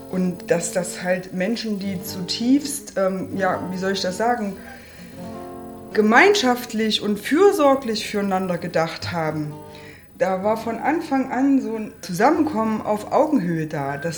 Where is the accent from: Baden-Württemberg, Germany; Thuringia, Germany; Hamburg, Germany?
Thuringia, Germany; Ich fühle mich dann schon eher als Thüringer oder am allerliebsten eigentlich noch als Europäer.